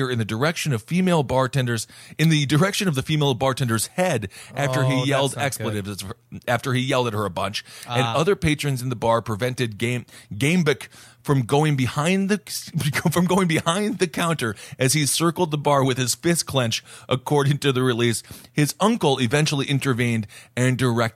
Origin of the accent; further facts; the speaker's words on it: Wisconsin, United States; moved away; my home state of Wisconsin